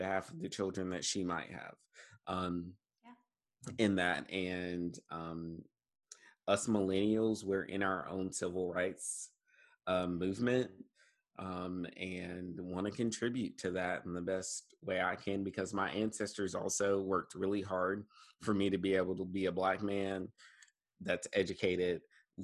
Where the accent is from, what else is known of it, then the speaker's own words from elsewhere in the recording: Eastern North Carolina, United States; now in Jackson County, North Carolina, United States; I am from Eastern North Carolina and grew up in a different kind of systemic racist culture